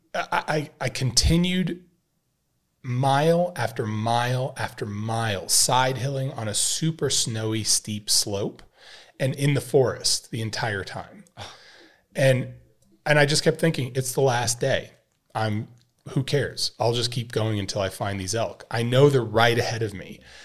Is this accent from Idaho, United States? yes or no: yes; Idaho, United States; growing up in Idaho